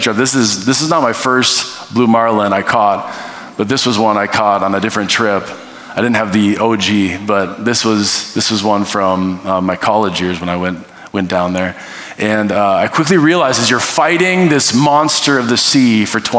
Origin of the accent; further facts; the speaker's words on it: North Dakota / Minnesota border, United States; I grew up in North Dakota, Minnesota, that area right on the border. Went to high school on the Minnesota side, lived on the North Dakota side.